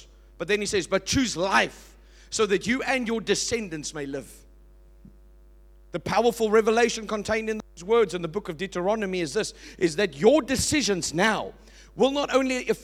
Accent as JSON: {"language": "English", "town": "Port Elizabeth", "region": "Eastern Cape", "country": "South Africa", "tie": "born or raised there", "said": "I was born in Port Elizabeth."}